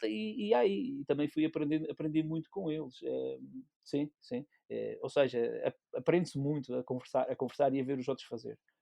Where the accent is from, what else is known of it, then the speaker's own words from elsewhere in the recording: Pico Island, Calheta de Nesquim, Azores, Portugal; sou da Ilha do Pico, mais propriamente da Calha de Nesqui